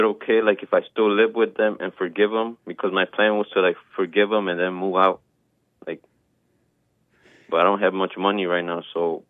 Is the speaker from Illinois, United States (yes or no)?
yes; Chicago, Illinois, United States; I'm 22, I'm from Chicago, I'm from the south side